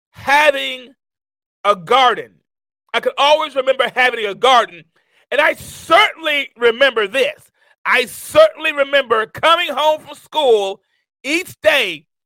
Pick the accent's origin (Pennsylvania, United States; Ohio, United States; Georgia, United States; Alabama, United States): Alabama, United States; Tuscaloosa; also born or lived in Mount Vernon, New York; you know I'm originally from Mount Vernon, New York, but I moved to a small town here in Alabama in a place called Tuscaloosa, Alabama